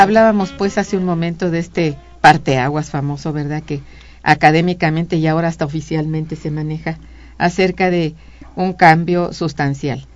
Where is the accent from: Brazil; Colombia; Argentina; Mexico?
Mexico